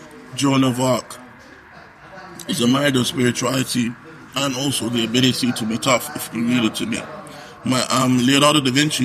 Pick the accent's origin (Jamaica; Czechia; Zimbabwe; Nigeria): Nigeria; Kaduna, Kaduna State; moved away; Growing up in Nigeria. Yeah. I'm from the north. Shout out to Kaduna. Anyway, I'm from northern Nigeria. And my people have a specific style of barbecue.